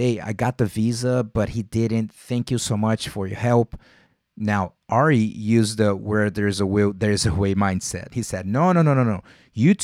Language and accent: English; Rio de Janeiro, Brazil; moved away; I'm born and raised in Vila Isabel